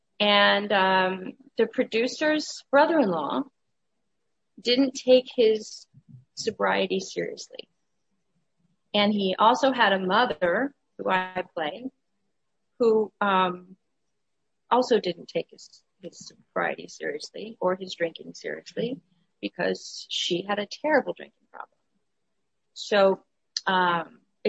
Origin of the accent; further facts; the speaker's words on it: Ohio, United States; moved away; also born or lived in Los Angeles; I was raised in Ohio and it was too cold